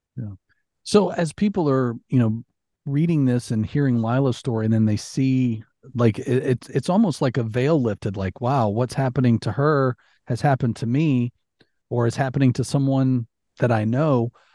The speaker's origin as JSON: {"language": "English", "region": "Alabama", "country": "United States", "tie": "born or raised there", "also_born_or_lived": "Florida", "moved": "yes", "said": "growing up in Alabama, you went to Six Flags"}